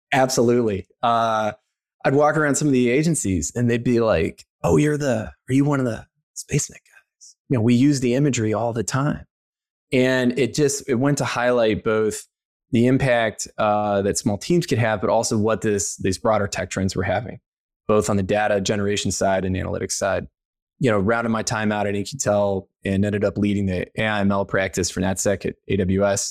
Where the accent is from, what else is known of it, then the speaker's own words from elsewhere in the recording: Missouri, United States; moved away as an adult; also born or lived in Maryland; growing up in Missouri